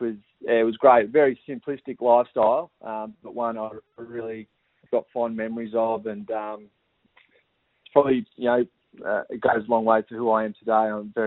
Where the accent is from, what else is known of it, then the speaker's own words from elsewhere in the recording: Yarrawonga, Victoria, Australia; growing up in Yarrawonga. I was one of four kids, the youngest of four kids, with two brothers and a sister.